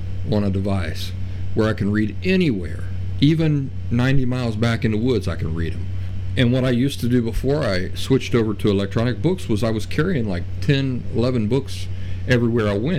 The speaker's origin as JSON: {"language": "English", "region": "Appalachian backcountry", "country": "United States", "tie": "born or raised there", "said": "I grew up in the Appalachian backcountry."}